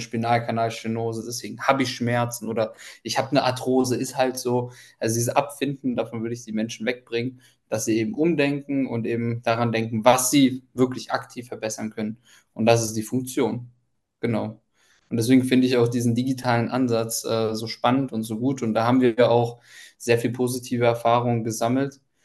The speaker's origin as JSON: {"language": "German", "country": "Ukraine", "moved": "yes", "said": "ich komme ja ursprünglich aus der Ukraine"}